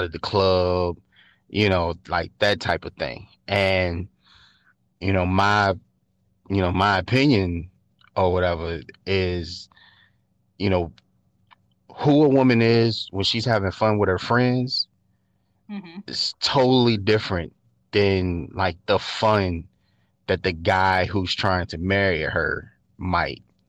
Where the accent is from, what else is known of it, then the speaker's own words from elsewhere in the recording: Richmond, Virginia, United States; I'm from Richmond